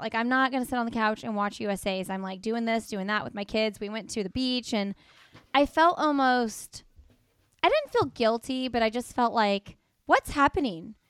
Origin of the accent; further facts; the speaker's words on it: Midwest, United States; moved away; coming from the Midwest